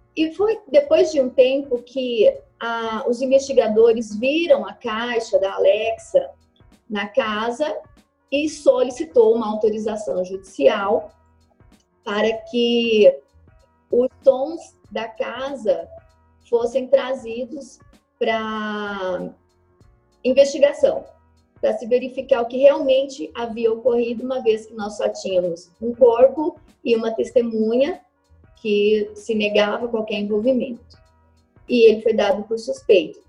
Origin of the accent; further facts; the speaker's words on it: interior of Rondônia, Brazil; eu sou do interior de Rondônia